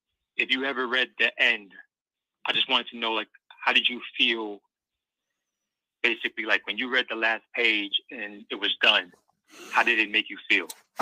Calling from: Pennsylvania, United States; Hey, what's up, Mike?

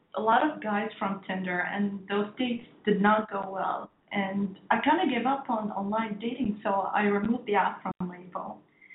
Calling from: Bahrain

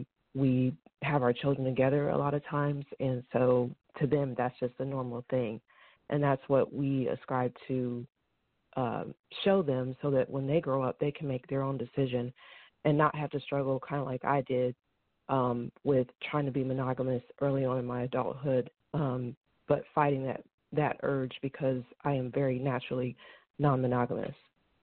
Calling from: Suwanee, Georgia, United States; I'm calling from Atlanta, Georgia. Well, I live in Suwanee, actually, but I'm very close to Atlanta, Georgia.

